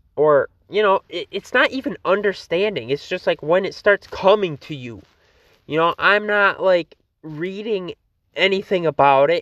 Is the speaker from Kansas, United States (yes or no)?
no; Fruitport, Michigan, United States; Fruitport, my hometown